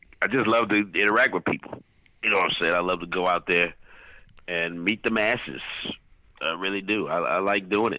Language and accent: English; St. Louis, Missouri, United States; moved away as an adult; also born or lived in Jefferson City, Missouri; I moved here in 1993 from St. Louis, my hometown.